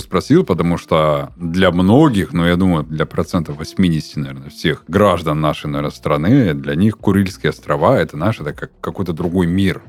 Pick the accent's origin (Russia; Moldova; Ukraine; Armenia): Russia; Surgut, Khanty-Mansi Autonomous Okrug; now in Krasnodar, Russia; до моего родного города, до Сургута